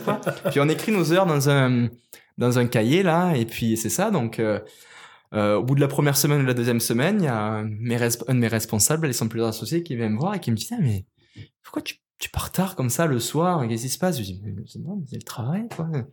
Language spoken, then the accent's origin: French; Marseille region, Provence-Alpes-Côte d'Azur, France; moved away as an adult; also born or lived in Cavaillon / Guadeloupe; now in Quebec, Canada; je suis pas originaire du Québec, je suis originaire de France, puis plus précisément du sud de la France, la région de ben, Marseille